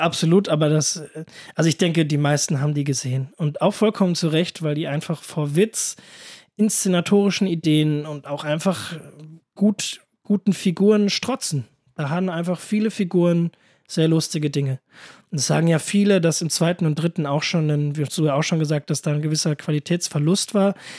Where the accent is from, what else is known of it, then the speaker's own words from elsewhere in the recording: near Königstein, Frankfurt area, Hesse, Germany; sehr in der Nähe von, also wirklich sehr, sehr in der Nähe, wo ich herkomme, ist so 10 Minuten Fahrt.